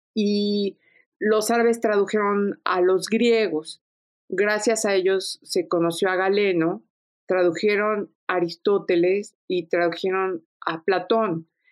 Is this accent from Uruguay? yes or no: no; Mexico; siendo una mexicana, yo soy heredera también de un pasado árabe fastuoso